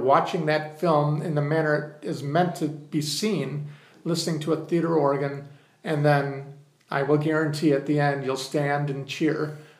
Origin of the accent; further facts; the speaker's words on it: Muskegon, Michigan, United States; I'm one, blessed with the fact that they come to my hometown.